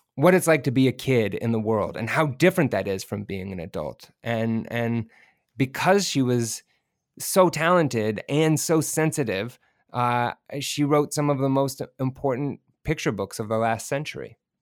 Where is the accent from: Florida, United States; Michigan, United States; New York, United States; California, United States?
California, United States; Bay Area; also born or lived in rural farming community, California; I grew up, I moved up to the Bay Area, which is, you know, around San Francisco